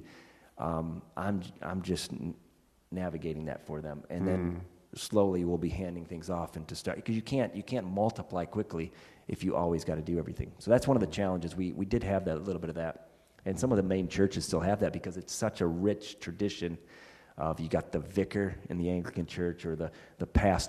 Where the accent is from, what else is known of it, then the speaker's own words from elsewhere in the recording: United States; moved away; I'm an American still